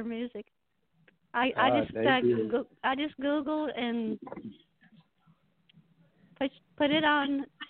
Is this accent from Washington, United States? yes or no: no; Alabama, United States; I'm from Alabama.